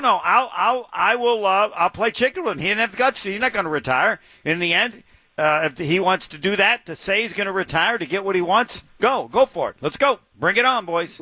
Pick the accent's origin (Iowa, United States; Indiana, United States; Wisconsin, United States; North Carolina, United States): Indiana, United States; I'm from Indiana